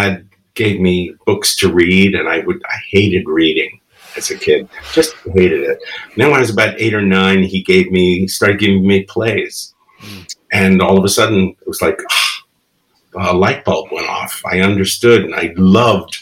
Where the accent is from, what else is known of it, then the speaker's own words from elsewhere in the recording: New York City, New York, United States; first language Spanish; English is a second language; also born or lived in Bronx; from the Bronx, okay. And when I was about 6, my family moved to Queens